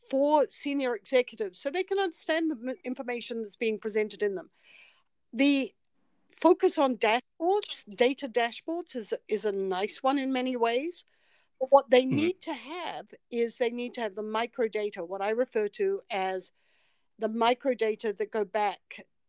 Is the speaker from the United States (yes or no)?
no; New Zealand; I'm from New Zealand.